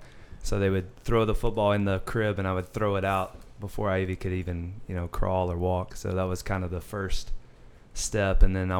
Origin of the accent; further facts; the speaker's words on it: Birmingham, Alabama, United States; Birmingham, Alabama. So